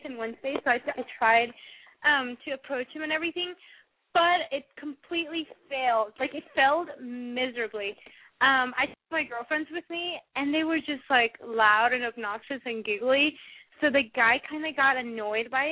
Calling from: San Francisco, California, United States; I'm 19 and I'm calling from San Francisco.

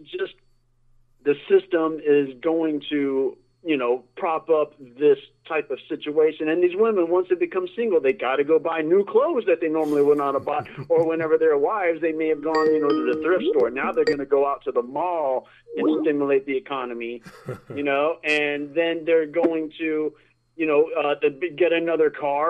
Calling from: Sarasota, Florida, United States; Hey, Mike. It's … from Sarasota.

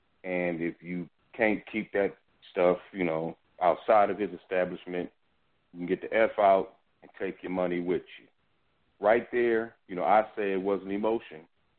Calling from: Omaha, Nebraska, United States; I'm calling from Omaha, Nebraska.

